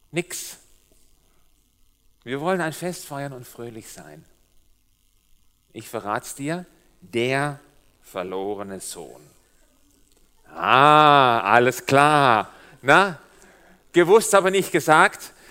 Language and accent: German; Baden-Württemberg, Germany; also born or lived in Switzerland; mein komischer Dialekt, so klingt das, wenn ein Schwabe der sehr lange Zeit in der Schweiz gelebt hat, jetzt versucht, Hochdeutsch zu reden. Es geht nicht. Als wir vor vier Jahren hierher gezogen sind aus der Schweiz